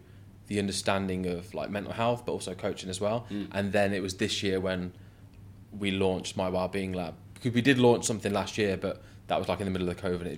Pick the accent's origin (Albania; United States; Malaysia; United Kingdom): United Kingdom; Coventry, West Midlands; moved away as an adult; also born or lived in London; So I'm originally from England, a place called Coventry.